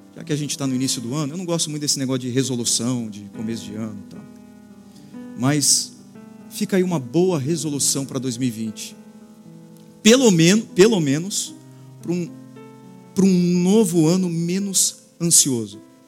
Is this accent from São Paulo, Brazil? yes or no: yes; Santos, São Paulo, Brazil; Passei a minha vida toda em Santos, uma única igreja